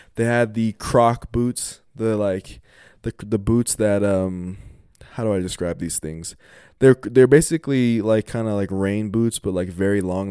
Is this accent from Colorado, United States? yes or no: yes; Colorado, United States; Colorado, Colorado, my home state